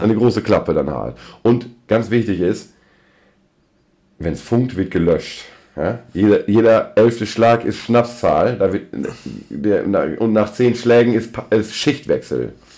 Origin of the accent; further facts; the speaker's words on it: North Rhine-Westphalia, Germany; bei uns in Westfalen